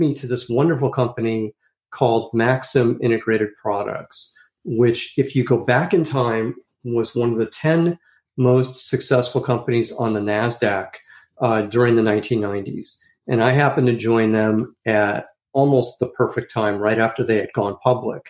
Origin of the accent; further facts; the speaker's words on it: Chicago, Illinois, United States; also born or lived in New York; now in California, United States; I grew up in Chicago, and then my family moved to New York for a couple of years, and then to California. And I've been in California ever since